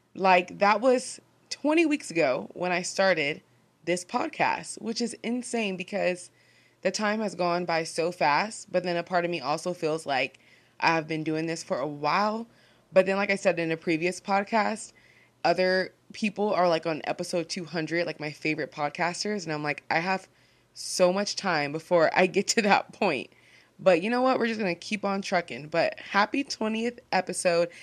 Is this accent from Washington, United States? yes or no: yes; Seattle, Washington, United States; I'm just a gal from Seattle